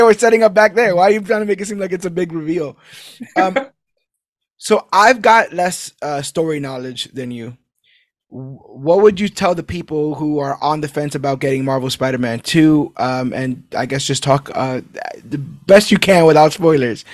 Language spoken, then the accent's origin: English; New York City, New York, United States; being a New Yorker